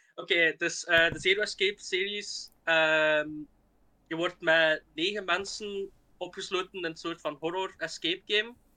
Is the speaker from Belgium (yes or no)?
yes; Flanders, Belgium; Ik kom dus uit België, uit, uit Vlaanderen, zoals je misschien al kunt horen